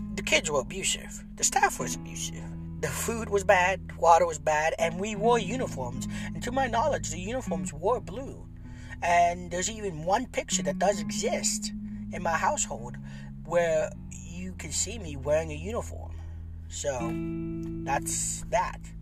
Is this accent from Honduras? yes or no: yes; San Pedro Sula, Cortés, Honduras; moved away; also born or lived in Tegucigalpa; San Pedro Sula. That's my hometown, my birthplace